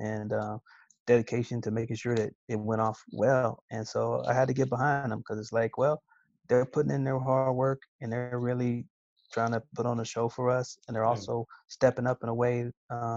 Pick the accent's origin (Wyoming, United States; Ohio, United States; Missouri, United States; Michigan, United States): Missouri, United States; Kansas City; born or raised there